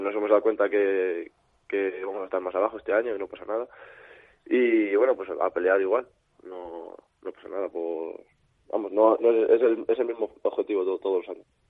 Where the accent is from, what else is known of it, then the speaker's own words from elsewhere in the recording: Valladolid, Castile and León, Spain; also born or lived in Salamanca; soy de aquí. no soy, vamos, no soy de, de Valladolid de, de, nacimiento, pero como si lo fuera, soy adoptado aquí.